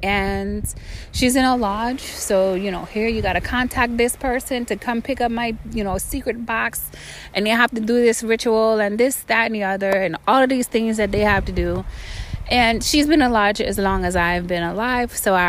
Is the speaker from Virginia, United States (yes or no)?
yes; Virginia, United States; also born or lived in Florida; I'm from Virginia and from Florida, so it's wherever I'm at.